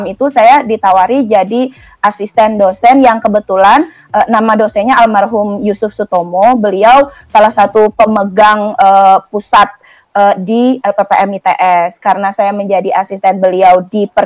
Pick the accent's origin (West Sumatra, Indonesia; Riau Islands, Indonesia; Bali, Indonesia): Bali, Indonesia; Banyuatis; Uh, saya aslinya Bali, tepatnya itu di Desa Banyuatis.